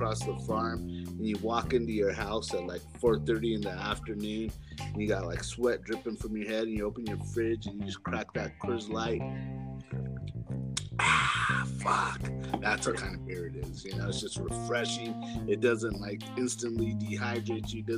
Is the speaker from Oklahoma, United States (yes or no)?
no; Colorado, United States; we're from Colorado